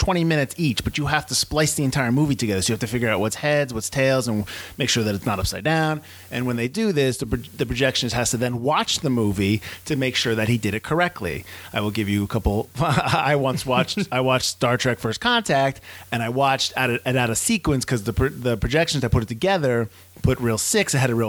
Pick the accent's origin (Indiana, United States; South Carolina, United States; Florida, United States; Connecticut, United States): Connecticut, United States; we're from Connecticut.